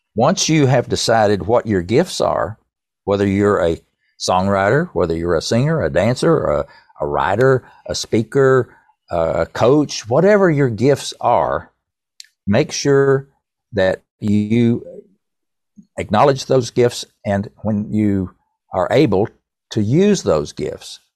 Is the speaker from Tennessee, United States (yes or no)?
yes; East Tennessee, United States; accent: East Tennessee; my East Tennessee accent